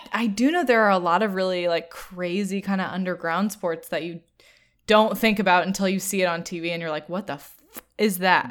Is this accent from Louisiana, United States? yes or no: no; Louisville, Kentucky, United States; my hometown in Louisville, Kentucky